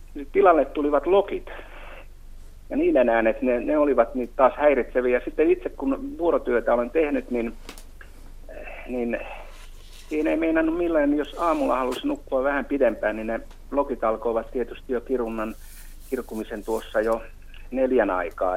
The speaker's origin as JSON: {"language": "Finnish", "town": "Mäntsälä", "region": "Uusimaa", "country": "Finland", "tie": "born or raised there", "moved": "yes", "said": "Semmoinen paikka kuin Mäntsälän ah- Ohkolan Arolan kylä, semmoinen kuin Jyvälän kulma, joka on hyvin semmoista alavaa maata"}